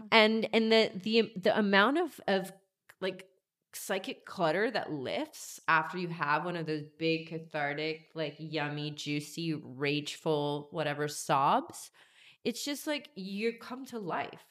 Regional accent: Georgia, United States; moved away; I grew up in Georgia

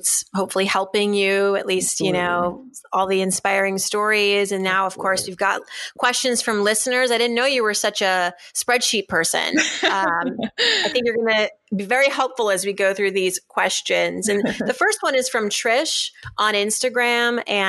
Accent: Shrewsbury, Massachusetts, United States; We're both from Shrewsbury, Massachusetts. You know, I bounced around a lot growing up. My parents moved, but I spent a good chunk of my childhood in Shrewsbury, Massachusetts from about age 11 to 14, formative years, I'd say.

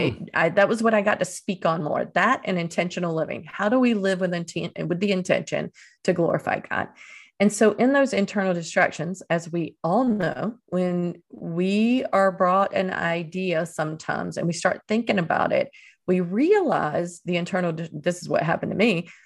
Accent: Eastern North Carolina, United States; moved away as an adult; also born or lived in Dominican Republic / Venezuela; my hometown in Eastern North Carolina

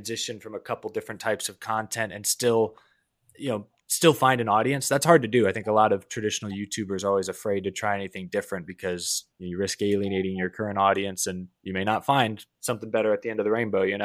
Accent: Houston, Texas, United States; I'm from Houston, Texas

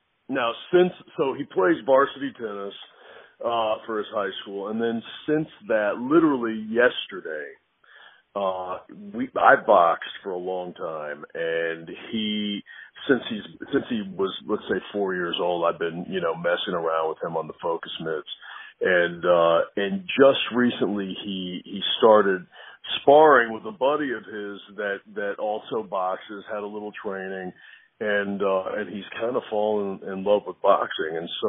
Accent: New York City, New York, United States; also born or lived in Texas; I was born in New York. My father was born in Italy. He moved he spent his life in New York City. My parents separated. My mother's from Texas. So I spent pretty much half of my life in New York City and half in Texas.

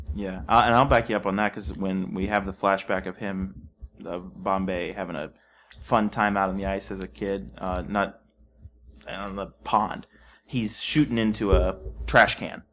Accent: Texas, United States; I was from Texas

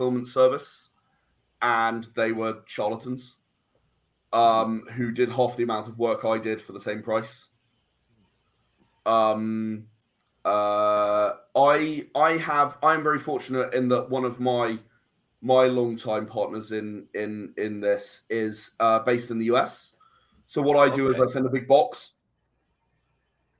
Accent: England, United Kingdom; being English

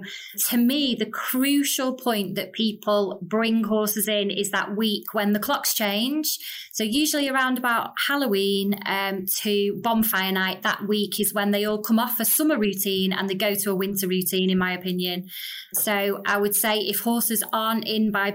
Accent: Stockport, North West England, United Kingdom; I'm originally from Stockport in Manchester.

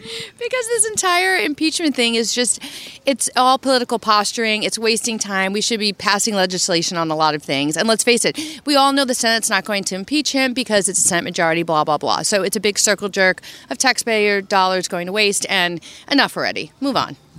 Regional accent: New York City, New York, United States; I'm from New York City

